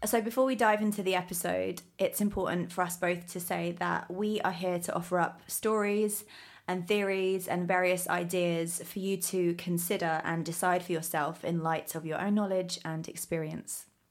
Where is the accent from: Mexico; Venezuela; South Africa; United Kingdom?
United Kingdom; now in Los Angeles, United States; I was born and raised in the UK, and now I live